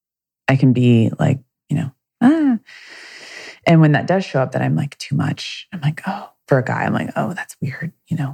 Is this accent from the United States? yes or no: yes; the South, United States; I grew up in the South